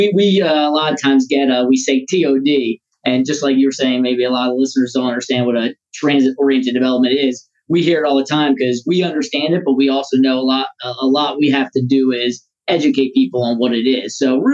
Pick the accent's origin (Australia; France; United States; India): United States; Owings Mills, Maryland; I grew up in Owings Mills, Maryland, in Baltimore County, and I have lived here for my entire life.